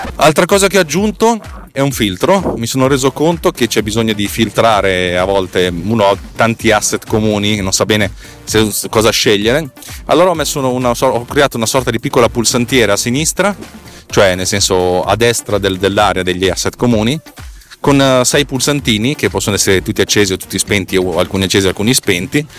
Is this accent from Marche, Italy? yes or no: no; Bareggio, Lombardy, Italy; scuole medie di Bareggio mi avevano infilato dentro la classe di francese